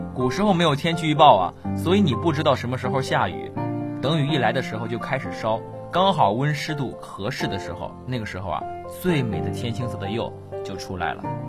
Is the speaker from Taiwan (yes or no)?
no; northern China, China; now in Dalian, China; 我们身为北方人